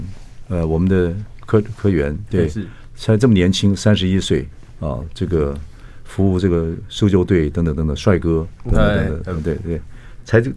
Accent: Taiwan; 因为我们像我们这种小时候在台湾长大，百个大地震、九二大地震，经历过这么多。

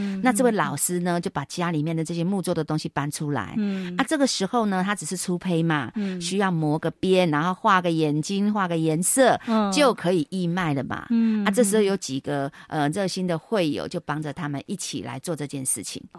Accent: Taiwan; 那我们台湾人的的感觉，甚至中国人都觉得说啊，陪着孙子一起长大的感觉。

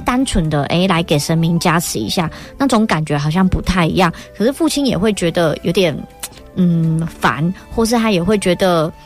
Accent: Tainan, Taiwan; 我在湾里长大的时候

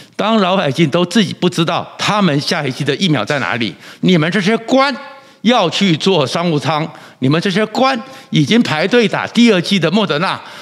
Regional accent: Taiwan; 我们台湾人民非常的乖，非常的守秩序，非常的爱惜生命

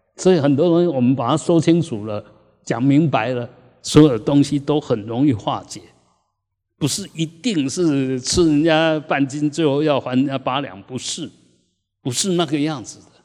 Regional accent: Taiwan; 我们台湾人

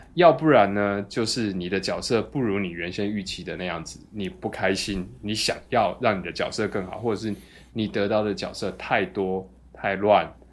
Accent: Kaohsiung, Taiwan; 然后跟小时候在高雄喝的情境又串起来

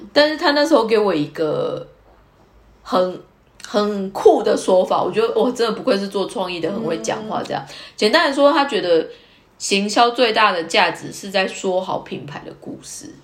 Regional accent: Taiwan; 我是台湾人

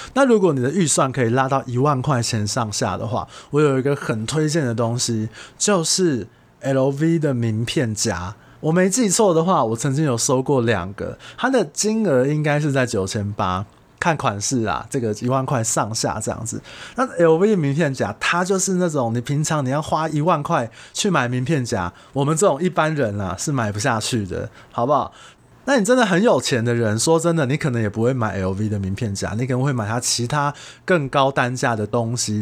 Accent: Taiwan; 我们台湾人

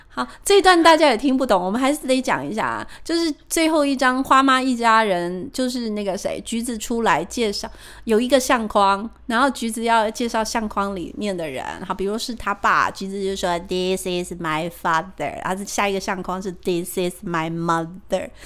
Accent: Taiwan; 我们台湾人还是有一些许的迷信

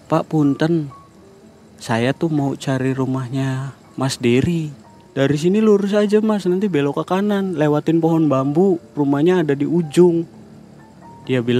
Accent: Cirebon, West Java, Indonesia; walaupun saya orang Cirebon tapi saya belum pernah kesini

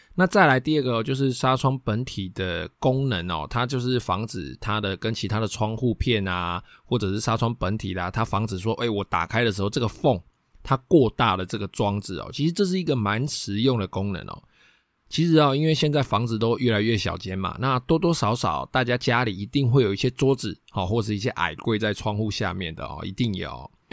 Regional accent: Taiwan; 我们台湾人最爱装的铁窗、锻造窗

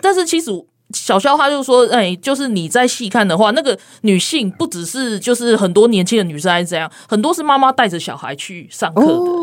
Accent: South Africa; now in Taipei, Taiwan; 我在南非长大嘛，嗯。然后我高中在那边念

